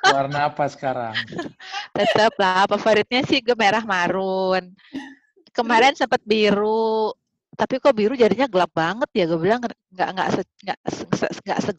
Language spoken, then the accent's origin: Indonesian; Jakarta, Indonesia; also born or lived in Aceh / Bandung; Lahir di Aceh, terus gue kelas 4 SD pindah ke Jakarta besar hmm? Jakarta, kuliah di Bandung.